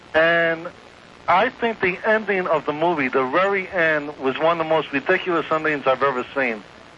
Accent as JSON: {"language": "English", "region": "New York", "country": "United States", "moved": "yes", "said": "I'm from New York"}